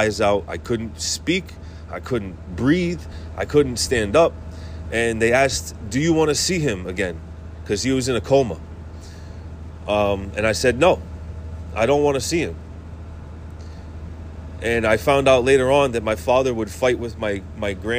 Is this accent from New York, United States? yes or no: no; Worcester, Massachusetts, United States; I grew up in Worcester, Massachusetts